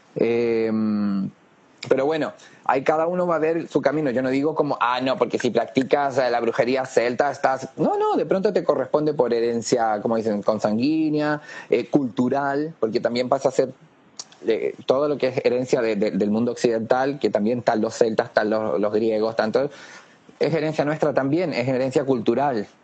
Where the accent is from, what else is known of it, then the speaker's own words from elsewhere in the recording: Chile; nosotros los que nacimos en Chile, por algo elegimos nacer en Chile